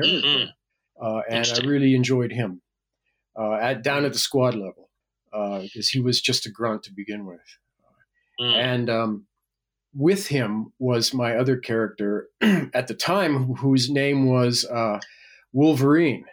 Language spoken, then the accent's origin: English; Winnipeg, Manitoba, Canada; moved away as an adult; Winnipeg, Manitoba